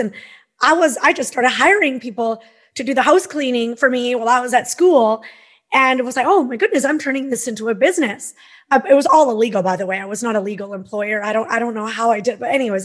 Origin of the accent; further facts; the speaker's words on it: Peace River, Alberta, Canada; now in Okanagan, Canada; I grew up in Northern Alberta, Peace River, Alberta.